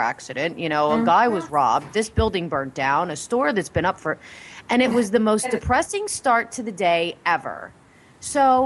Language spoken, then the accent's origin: English; Pennsylvania, United States; I'm from Pennsylvania